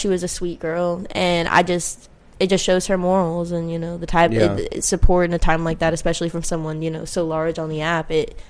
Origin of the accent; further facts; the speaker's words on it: Miami, Florida, United States; I'm from Miami.